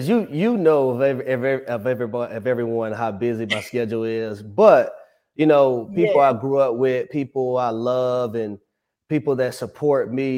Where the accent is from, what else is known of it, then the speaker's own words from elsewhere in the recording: Jonesboro, Georgia, United States; also born or lived in Tampa, Florida; I was born in Tampa, Florida, moved to Atlanta, the south side of Atlanta, when I was 4 years old. Grew up in Clayton County in Jonesboro